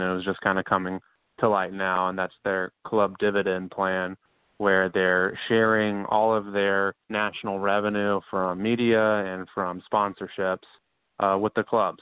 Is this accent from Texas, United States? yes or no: no; Charlotte, North Carolina, United States; I'm from Charlotte, North Carolina